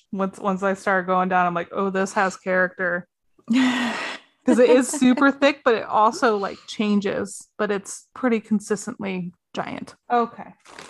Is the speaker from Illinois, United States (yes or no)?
yes; Illinois, United States; I'm from Illinois